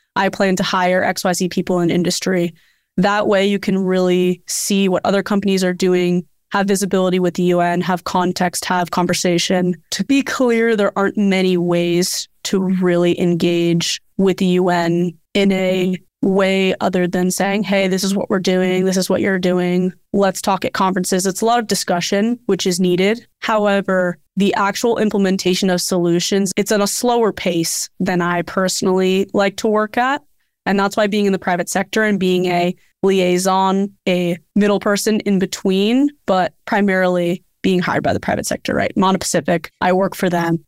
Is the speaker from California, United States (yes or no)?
yes; Bay Area, California, United States; also born or lived in Hawaii; growing up in the Bay Area